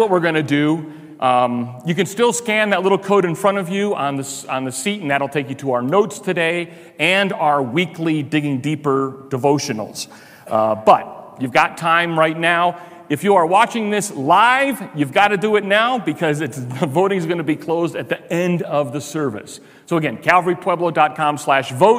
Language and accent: English; Chicago, Illinois, United States; now in Pueblo, United States; I'm from Chicago